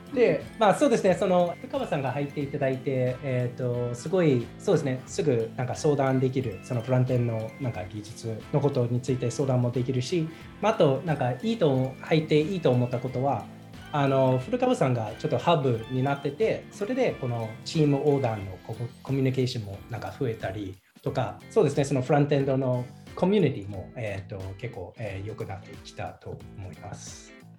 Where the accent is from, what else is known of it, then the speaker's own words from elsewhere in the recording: United States; moved away as an adult; also born or lived in Toyama Prefecture, Japan; now in Toyama, Japan; 富山県に住んでて、アメリカ出身